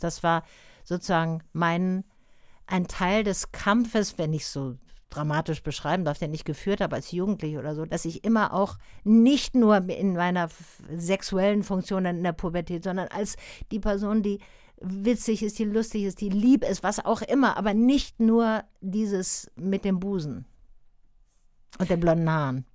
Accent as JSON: {"language": "German", "town": "Tübingen", "region": "Baden-Württemberg", "country": "Germany", "said": "ich komme selber aus Tübingen"}